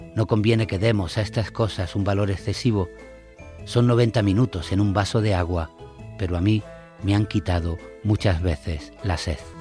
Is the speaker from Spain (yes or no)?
yes; Granada, Andalusia, Spain; también soy socio del Granada Club de Fútbol, que es mi, mi ciudad natal, de Granada